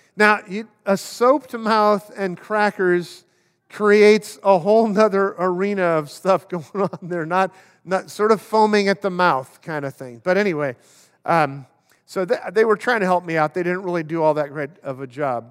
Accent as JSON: {"language": "English", "town": "Oakland", "region": "California", "country": "United States", "tie": "born or raised there", "said": "I grew up in Oakland"}